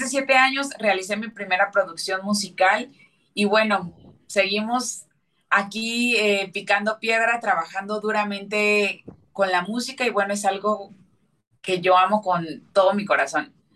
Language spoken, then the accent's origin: Spanish; Mexico; yo soy cantante mexicana